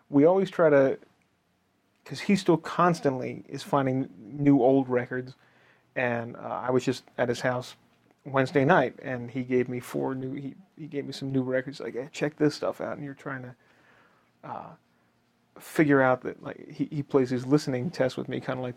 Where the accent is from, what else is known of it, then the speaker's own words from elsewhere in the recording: East Coast, United States; because I grew up on the East Coast